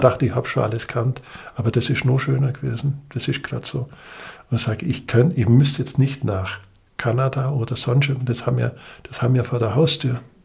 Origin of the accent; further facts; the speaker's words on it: Allgäu, Bavaria, Germany; zu meiner Heimat mit dazugehört